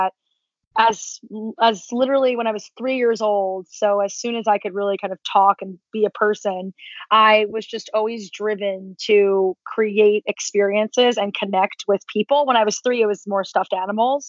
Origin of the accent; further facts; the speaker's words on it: New Jersey, United States; moved away as an adult; also born or lived in Las Vegas; I grew up in a very small town in New Jersey.